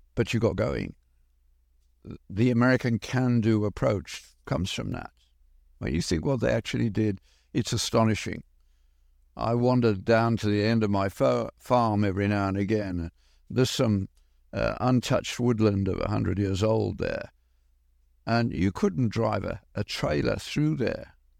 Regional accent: Birmingham, West Midlands, United Kingdom; moved away; Granville-Mac in Birmingham, we did not lock our doors in an industrial area, Birmingham being the British equivalent of Detroit

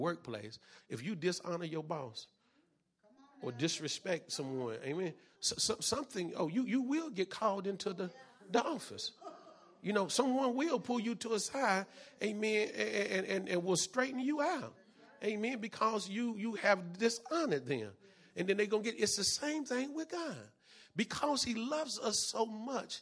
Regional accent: North Carolina, United States; I'm from North Carolina.

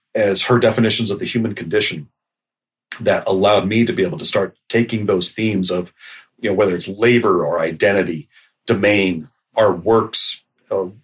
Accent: Halifax, Nova Scotia, Canada; moved away; also born or lived in United States; I grew up in North America, both in, you know, United States and Canada. And Halifax, where I was an adolescent

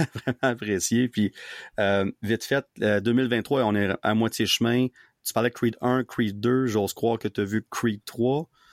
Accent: Gatineau, Quebec, Canada; moved away as an adult; now in Ottawa, Canada; je, vis à Ottawa, mais je viens de Gatineau avant ça, mais là, je vis à Ottawa, ça fait 10 ans

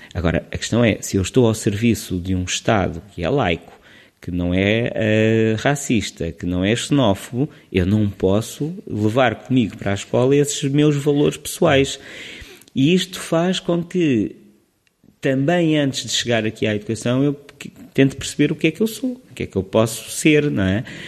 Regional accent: Lisbon, Portugal; also born or lived in Leiria / Sweden; eu sou de Lisboa

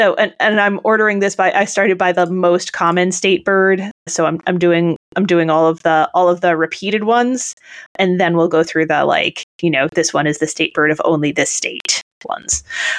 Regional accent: United States; So, you know, my home state.

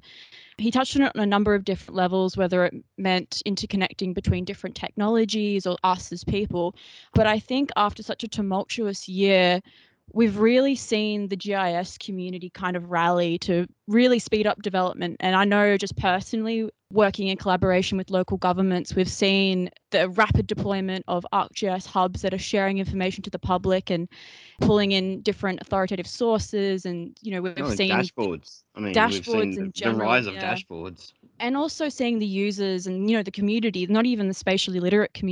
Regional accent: Australia; We're Australian.

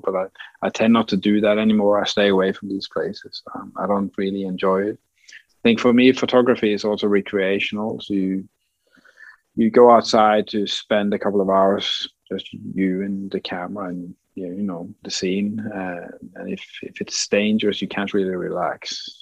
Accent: west coast of Norway, Western Norway, Norway; my hometown on the west coast in, in Norway

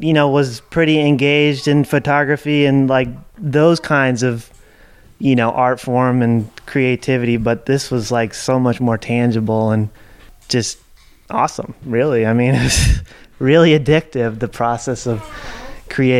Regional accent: New Jersey suburbs, United States; moved away as an adult; also born or lived in Dancing Rabbit Eco Village, Missouri; now in Berea, United States; I grew up in the New Jersey suburbs

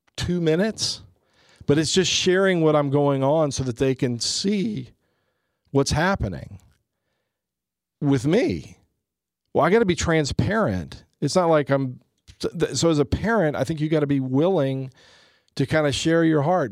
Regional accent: United States; as a Christian, as a Catholic, as an American

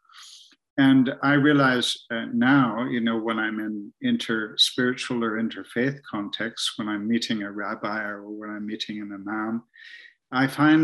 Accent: Ontario, Canada; moved away as an adult; now in Scotland, United Kingdom; I'm in Scotland now, but in fact, I grew up in Canada and spent a lot of time up in the Muskoka Lakes, north of big cities like Toronto

